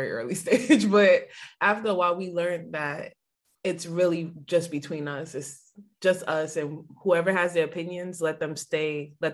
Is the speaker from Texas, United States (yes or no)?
no; Mount Vernon, New York, United States; now in Raleigh, United States; I'm from Mount Vernon.